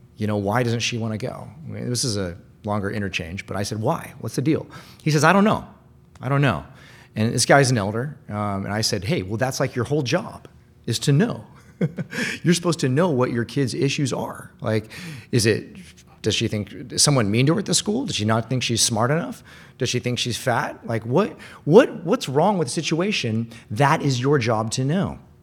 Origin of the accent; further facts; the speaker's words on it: Bellevue, Washington, United States; I used to go to a lot of these things growing up in Bellevue